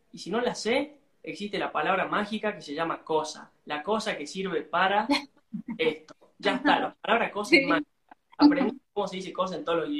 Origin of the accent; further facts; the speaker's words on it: Salta, Argentina; ¿De dónde soy? Soy de Salta, la linda. Salta es al norte de Argentina.